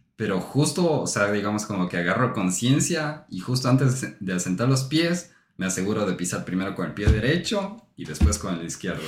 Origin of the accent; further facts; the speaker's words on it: Ecuador; moved away; nosotros venimos de Ecuador